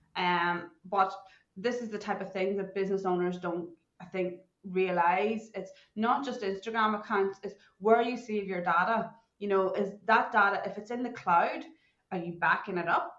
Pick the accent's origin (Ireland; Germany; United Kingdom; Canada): Ireland; moved away as an adult; now in Perth, Australia; growing up in Ireland, I didn't even know what a computer was